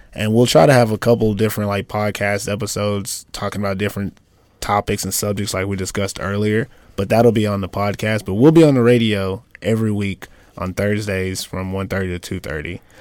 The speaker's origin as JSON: {"language": "English", "country": "United States", "moved": "as an adult", "lives_now": "Finland", "said": "I'm an American"}